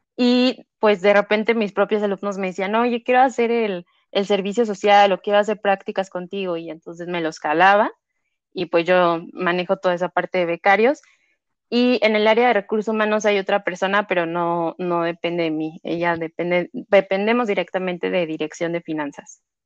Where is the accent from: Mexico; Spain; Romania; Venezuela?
Mexico; Mexico City; Nací, crecí, radico aquí en la Ciudad de México